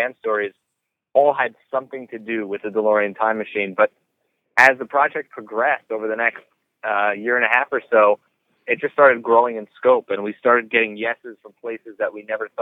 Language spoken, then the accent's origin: English; New York City, New York, United States; I'm a New Yorker